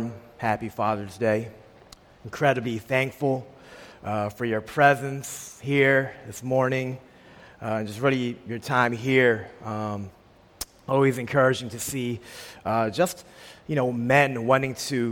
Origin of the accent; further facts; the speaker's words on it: Philadelphia, Pennsylvania, United States; moved away as an adult; I was born and raised in a small section of Philadelphia, Albany, for 18 years